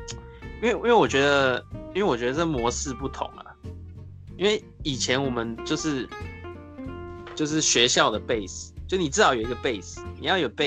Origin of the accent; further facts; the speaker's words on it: Taipei, Taiwan; 台北啊，